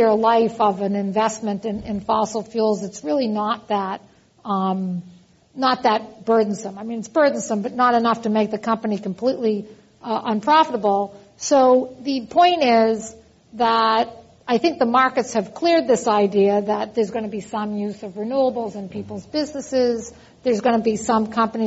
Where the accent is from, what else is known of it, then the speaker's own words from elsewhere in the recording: East Coast, United States; accent: East Coast; also born or lived in Texas; now in California, United States; you can hear from my accent that I'm originally from the East Coast